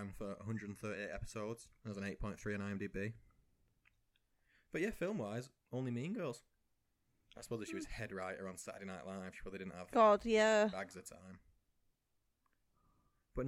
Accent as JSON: {"language": "English", "region": "England", "country": "United Kingdom", "said": "we're English and our high school and everything's different to yours"}